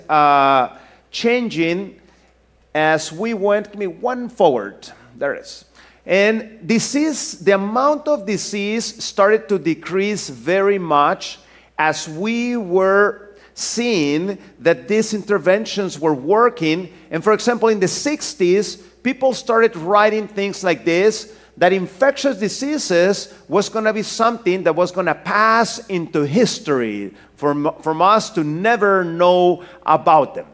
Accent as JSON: {"language": "English", "country": "Mexico", "also_born_or_lived": "Norway", "moved": "as an adult", "said": "I'm originally from Mexico."}